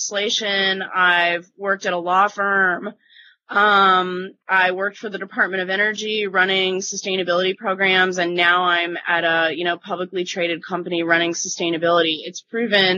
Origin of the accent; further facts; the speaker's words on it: Michigan, United States; I was born in the state of Michigan.